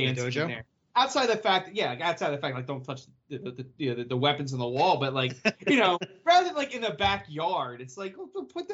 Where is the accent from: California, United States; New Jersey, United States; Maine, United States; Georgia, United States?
New Jersey, United States; what, you insult me because I'm from Jersey?